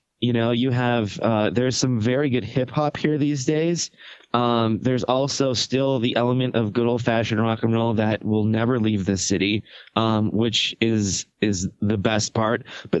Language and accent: English; Racine, Wisconsin, United States; moved away as an adult; also born or lived in Minneapolis / Phoenix / Las Vegas; now in Seattle, United States; Born and raised in Wisconsin, went to college in Minneapolis, then to Phoenix to get my radio career started. Stayed there for about 8 years, and then I was in Vegas for 4 years, and now I am into my sixth year in Seattle